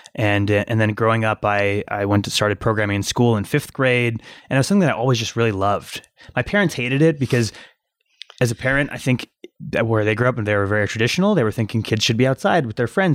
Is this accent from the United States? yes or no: yes; Cincinnati, Ohio, United States; also born or lived in Iran / Michigan; Spent most of my childhood in Cincinnati, Ohio